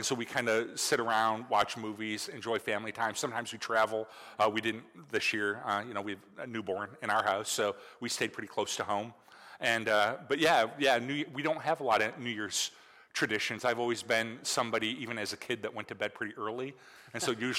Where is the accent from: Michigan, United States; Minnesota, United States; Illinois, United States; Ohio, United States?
Michigan, United States; It is really weird because, you know, growing up in Michigan, it's like the new year.